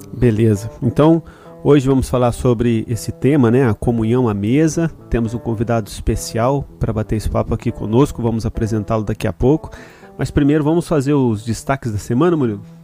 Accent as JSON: {"language": "Portuguese", "country": "Brazil", "moved": "yes", "lives_now": "Japan", "said": "Nós brasileiros"}